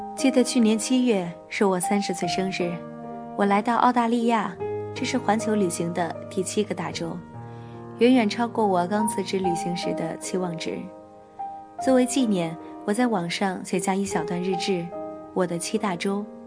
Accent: China; 我们中国人

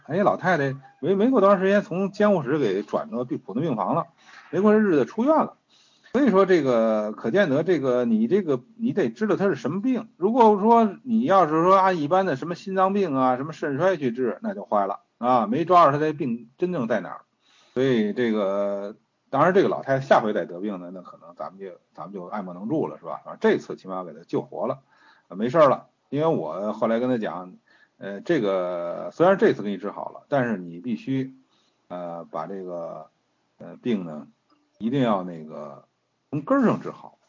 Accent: China; 我们中国人

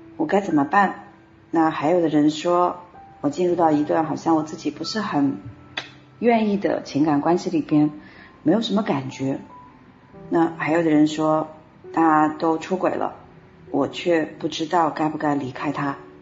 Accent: China; 我们其实中国人

